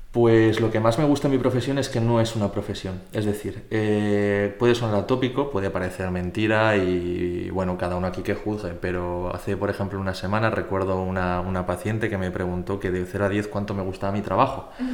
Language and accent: Spanish; Zaragoza, Aragon, Spain; also born or lived in Poland / Bilbao / Huesca; soy de aquí de Zaragoza de toda la vida